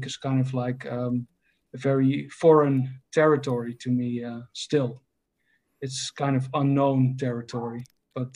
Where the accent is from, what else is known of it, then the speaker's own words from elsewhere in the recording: Netherlands; I'm from the Netherlands